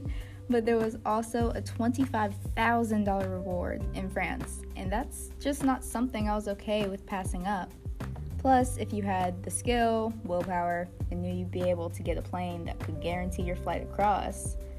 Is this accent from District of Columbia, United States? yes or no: yes; Washington, District of Columbia, United States; also born or lived in Detroit, Michigan; Well, actually, I was born in Detroit, Michigan, but I spent most of my childhood in Washington because my father was a U.S. congressman.